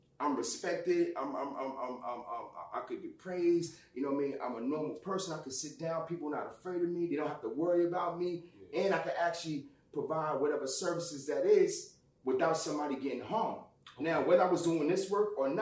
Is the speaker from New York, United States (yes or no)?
yes; New York City, New York, United States; I am from Lincoln Housing Projects in Harlem